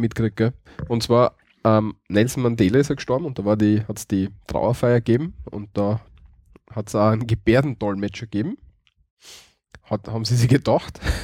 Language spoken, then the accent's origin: German; Styria, Austria; bei uns in der Steiermark